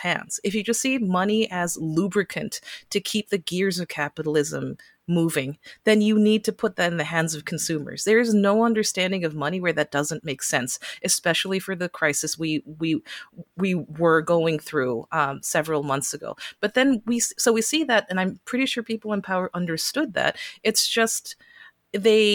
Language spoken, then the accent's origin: English; California, United States; California, my home state